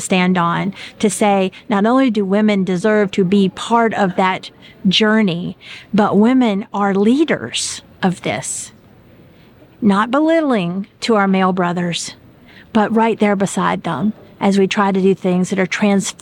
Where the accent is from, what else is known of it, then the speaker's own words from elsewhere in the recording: South Alabama, United States; now in Connecticut, United States; I was raised in South Alabama